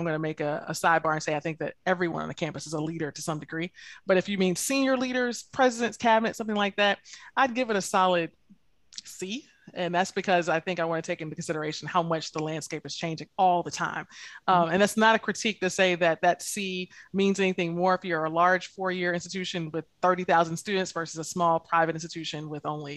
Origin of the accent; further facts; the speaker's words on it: Lake City, Florida, United States; I grew up in rural Lake City, Florida, which is definitely North Florida